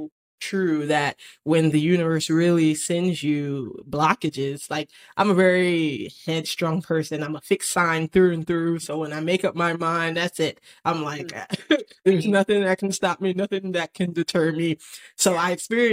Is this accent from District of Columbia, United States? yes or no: no; Atlantic City, New Jersey, United States; moved away; I'm from Atlantic City, New Jersey